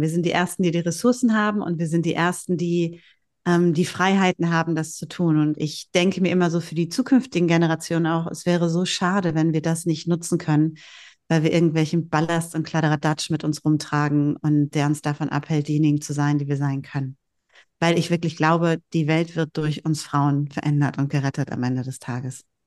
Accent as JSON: {"language": "German", "town": "Bielefeld", "region": "North Rhine-Westphalia", "country": "Germany", "tie": "born or raised there", "also_born_or_lived": "Hamburg / Husum", "accent": "North German", "moved": "yes", "said": "Husum ist die Heimat meiner Armen. Mhm. Und äh, da sind meine Wurzeln sozusagen und geboren bin ich äh, in Bielefeld"}